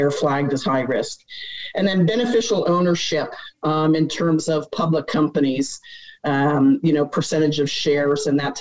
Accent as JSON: {"language": "English", "region": "Pennsylvania", "country": "United States", "tie": "born or raised there", "said": "I grew up in Pennsylvania."}